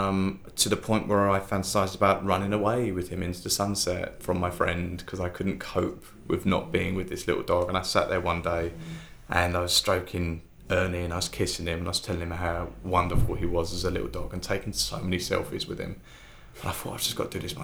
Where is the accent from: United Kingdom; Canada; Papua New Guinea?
United Kingdom; Harold Wood, London; also born or lived in Billericay; I grew up in Harold Wood, and where we lived was a cul-de-sac, and our house backed onto woods